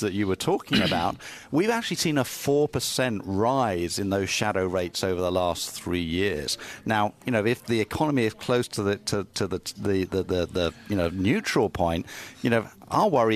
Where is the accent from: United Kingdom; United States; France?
United Kingdom; I'm a Brit.